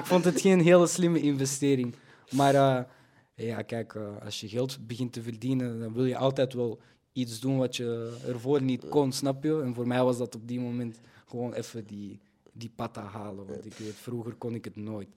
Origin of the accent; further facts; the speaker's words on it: Belgium; Ik kom ook gewoon uit België. Ik ben hier altijd eh, opgegroeid.